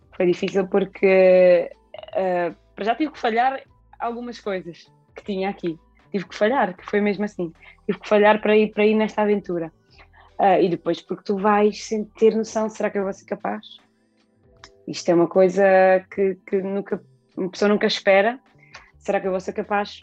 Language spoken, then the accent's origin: Portuguese; Alcácer do Sal, Alentejo, Portugal; eu nasci em Alcácer, fui criada sempre em Alcácer